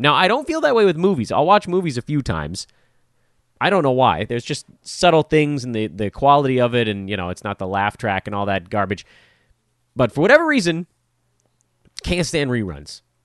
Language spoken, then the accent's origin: English; Los Angeles, California, United States